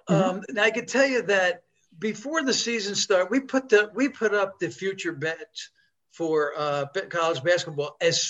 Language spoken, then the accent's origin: English; New York, United States; Being a fellow New Yorker myself